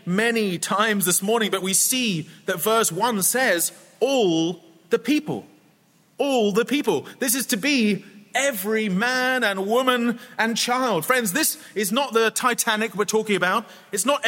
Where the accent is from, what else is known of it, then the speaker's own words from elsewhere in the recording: United Kingdom; also born or lived in Scotland; when I was growing up as a child. We lived in England, close to London, but I'm from Scotland